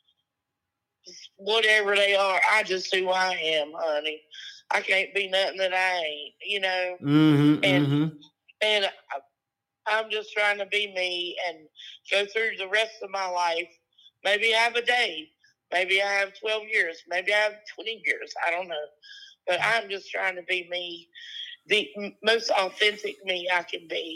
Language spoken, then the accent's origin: English; Rockingham, North Carolina, United States; I'm from Rockingham and Hamlet, North Carolina, which is about 1.8 miles from South Carolina. Real south.